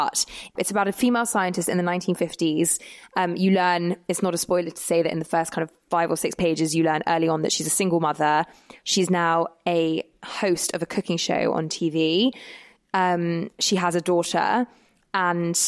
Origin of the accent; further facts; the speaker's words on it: London, United Kingdom; I'm from London